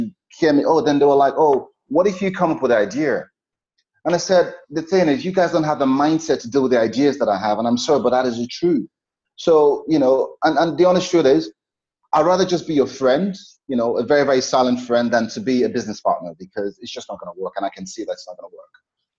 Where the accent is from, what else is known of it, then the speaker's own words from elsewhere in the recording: Nigeria; But the emotional part of it is, I have friends that I grew up in Nigeria.